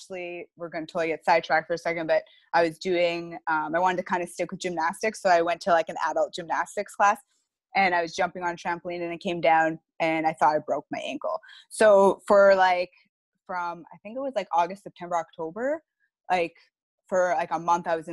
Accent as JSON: {"language": "English", "town": "Saskatoon", "region": "Saskatchewan", "country": "Canada", "moved": "as an adult", "lives_now": "Petawawa, Canada", "said": "I'm originally from Saskatoon"}